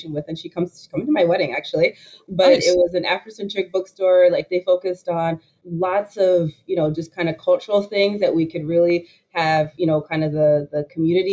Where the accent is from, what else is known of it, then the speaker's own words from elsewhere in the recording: Oak Park, Illinois, United States; also born or lived in Chicago, Illinois; I was born in the north side of Chicago, and my parents really invested in education for us. So moved us to Oak Park, Illinois, graduated there